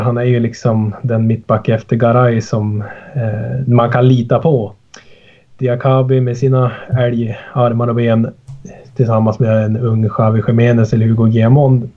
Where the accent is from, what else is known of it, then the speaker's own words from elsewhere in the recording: Sollefteå, Västernorrland County, Sweden; also born or lived in Sundsvall; Jag sitter ju i Sollefteå nu ja, så jag har flyttat 12 mil norrut hem igen till min hemstad